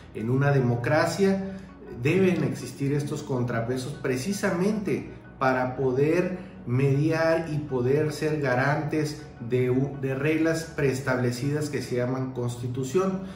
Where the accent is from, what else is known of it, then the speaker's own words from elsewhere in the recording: Mexico; como sociedad mexicana